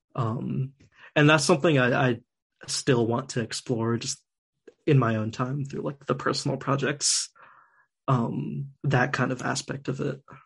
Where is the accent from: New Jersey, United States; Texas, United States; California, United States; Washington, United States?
New Jersey, United States; I was born in Jersey